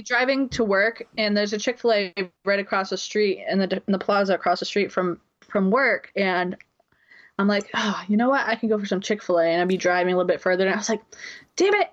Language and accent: English; New Bedford, Massachusetts, United States; moved away; recording remotely from my home town of New Bedford, Mass